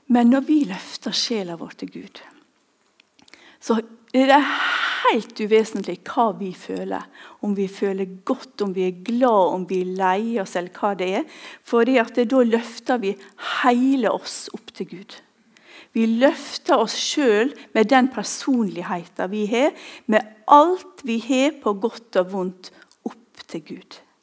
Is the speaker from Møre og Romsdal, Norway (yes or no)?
yes; Ulsteinvik, Møre og Romsdal, Norway; moved away; Jeg kommer fra Ulsteinvik